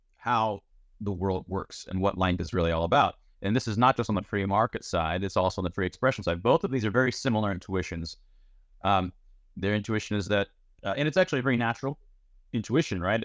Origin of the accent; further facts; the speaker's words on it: United States; I'm, I'm from Iran. My father's from Iran. My wife is from Iran. I was born in the United States.